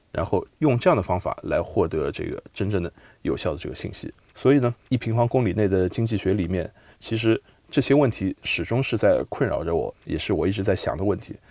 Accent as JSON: {"language": "Chinese", "region": "Shanghai", "country": "China", "tie": "born or raised there", "said": "我出生在上海，生在上海，长在上海"}